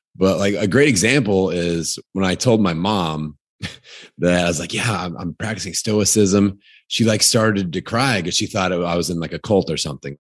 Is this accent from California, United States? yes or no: no; Indiana, United States; I'm from Indiana